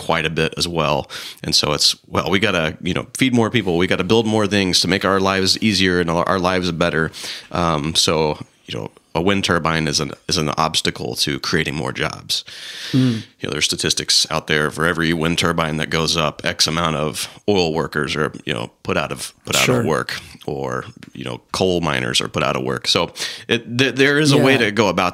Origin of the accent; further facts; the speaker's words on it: the South, United States; growing up in the South, growing up in, you know, Southern Baptist churches